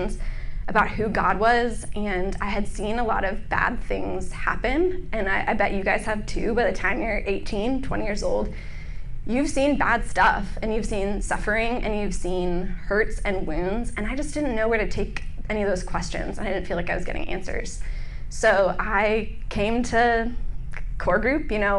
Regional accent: Northern Virginia, United States; also born or lived in Charlottesville, Virginia; I'm from Northern Virginia.

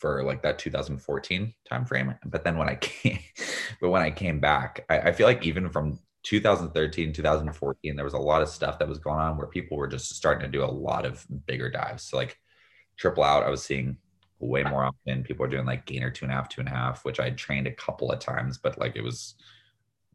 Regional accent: Northern California, United States; growing up in Northern California

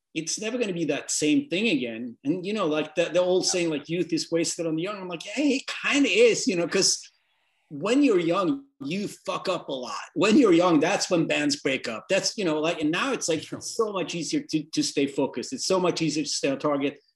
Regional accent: northern Sweden, Sweden; I'm this scrawny, like effeminate guy from the north of Sweden

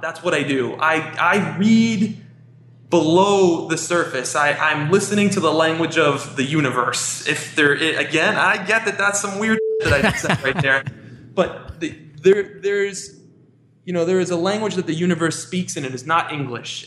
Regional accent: New York City, New York, United States; I'm from Queens, and I love New York. I was born here, I was raised here

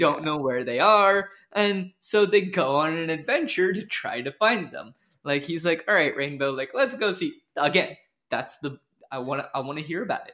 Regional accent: Washington, United States; I grew up in Washington

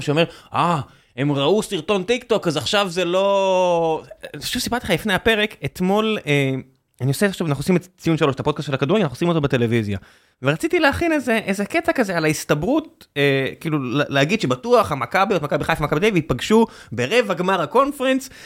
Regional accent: Israel

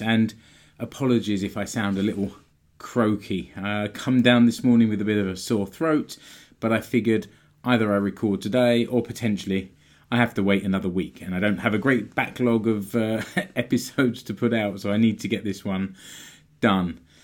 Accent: United Kingdom; now in Finland; I'm British

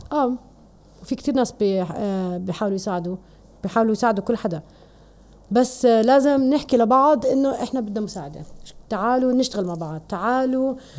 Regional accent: Jordan

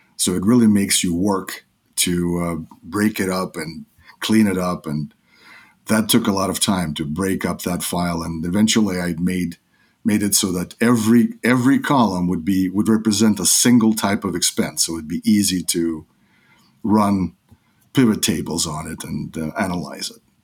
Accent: New York, United States; also born or lived in Odessa, Ukraine; I grew up in New York in, uh, nineteen eighties.

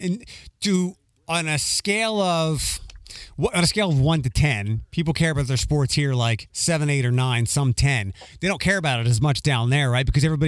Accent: East Coast, United States; moved away; also born or lived in Orlando; where I grew up on the East Coast and even here.

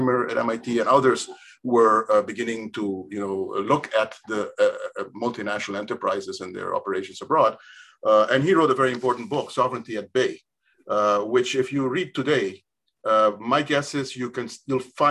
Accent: Curaçao; I grew up in Curaçao.

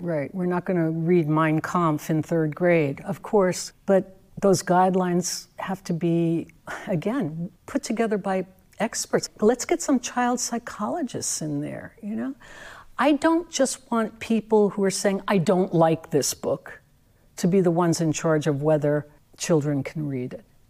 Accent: New York, United States; I'm a native New Yorker.

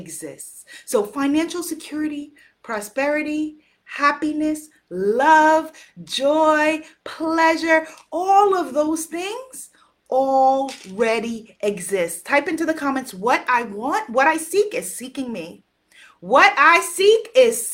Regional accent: United States; I'm an American

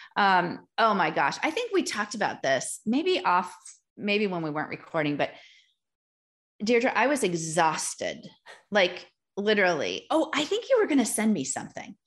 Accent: Milwaukee, Wisconsin, United States; also born or lived in Green Bay, Wisconsin / Door County, Wisconsin; I was born in Green Bay, Wisconsin, moved to Milwaukee for all of my wonder years.

